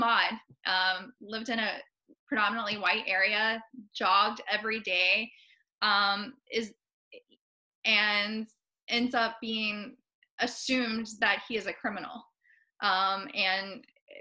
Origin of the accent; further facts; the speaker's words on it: West Virginia, United States; also born or lived in Appalachia / Charleston County, South Carolina; now in Charleston, United States; I'm from West Virginia